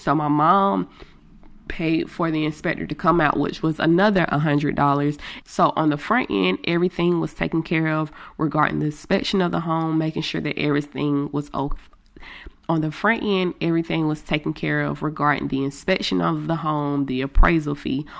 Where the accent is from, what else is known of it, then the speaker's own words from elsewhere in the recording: Greenville, United States; since I am from Greenville